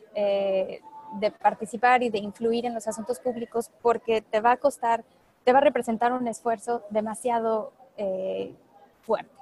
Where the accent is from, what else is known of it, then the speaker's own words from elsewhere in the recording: Puebla, Mexico; also born or lived in Paris; orgullosamente mexicana, orgullosamente poblana